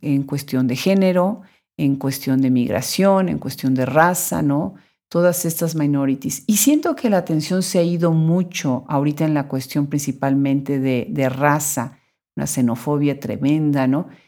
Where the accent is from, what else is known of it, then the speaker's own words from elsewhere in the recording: United States; yo soy mexicano-americana